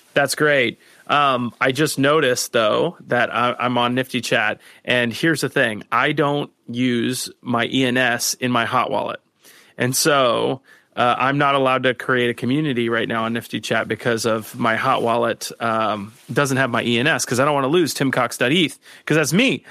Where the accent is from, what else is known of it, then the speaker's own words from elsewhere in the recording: South Florida, United States; moved away; also born or lived in New York City; I grew up in South Florida, and then when I moved to New York City